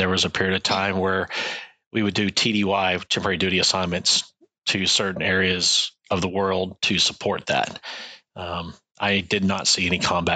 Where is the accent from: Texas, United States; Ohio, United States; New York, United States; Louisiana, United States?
Texas, United States; moved away as an adult; also born or lived in Washington State; now in New Hampshire, United States; I grew up in Texas